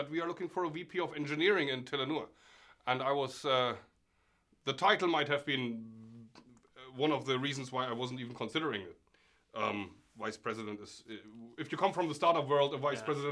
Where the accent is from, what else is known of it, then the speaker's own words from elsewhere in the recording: Germany; moved away as an adult; also born or lived in Norway; I'm originally from Germany, where I studied computer science